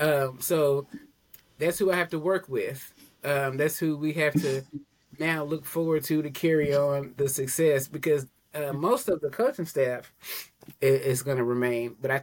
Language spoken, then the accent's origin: English; Tennessee, United States; now in Alabama, United States; I'm originally from Tennessee, so I was definitely a Vols fan until they made several stupid decisions that led me to not be a fan of them anymore. So I moved here